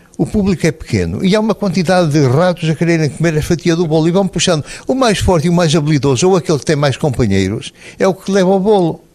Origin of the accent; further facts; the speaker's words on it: Portugal; moved away as an adult; now in Netherlands; eu sou português, eu sou um escritor que escreve em português